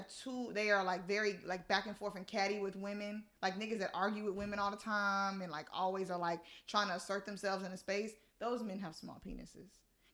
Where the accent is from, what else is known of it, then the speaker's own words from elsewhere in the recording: Durham, North Carolina, United States; I'm from Durham. Don't say Raleigh.